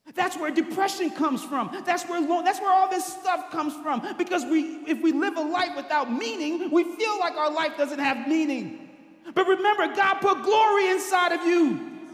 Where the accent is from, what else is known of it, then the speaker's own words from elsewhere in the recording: New Orleans, Louisiana, United States; I'm from New Orleans. That's where I grew up.